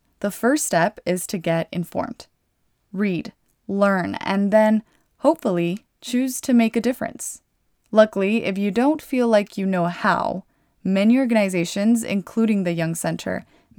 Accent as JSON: {"language": "English", "town": "Harlingen", "region": "Texas", "country": "United States", "tie": "born or raised there", "said": "I was born in Harlingen, Texas."}